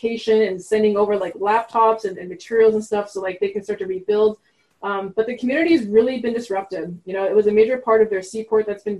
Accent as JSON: {"language": "English", "town": "Montreal", "region": "Quebec", "country": "Canada", "tie": "born or raised there", "first_language": "French", "second_language": "English", "moved": "yes", "said": "I'm from Montreal. So I grew up speaking French, actually"}